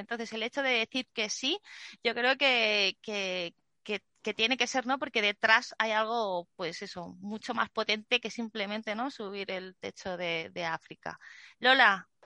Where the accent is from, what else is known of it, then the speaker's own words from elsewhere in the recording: Zaragoza, Aragon, Spain; cuando era pequeña en un parque en Zaragoza